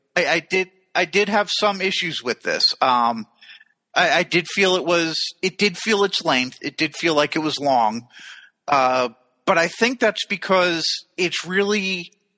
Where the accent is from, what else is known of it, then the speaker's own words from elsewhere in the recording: United States; from America